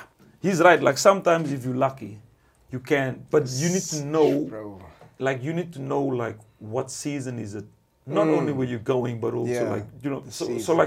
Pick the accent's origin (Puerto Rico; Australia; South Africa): South Africa; moved away as an adult; now in Sweden; I'm from Mzansi